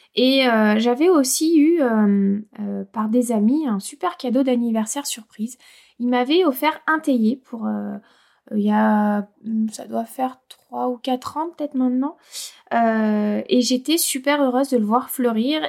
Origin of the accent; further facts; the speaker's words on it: Auvergne-Rhône-Alpes, France; chez nous en Auvergne